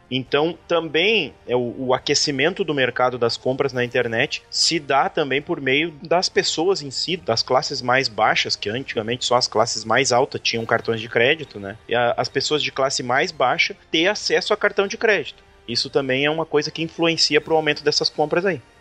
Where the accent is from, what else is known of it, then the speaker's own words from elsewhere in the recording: Brazil; aqui da nossa cidade, aqui da minha terra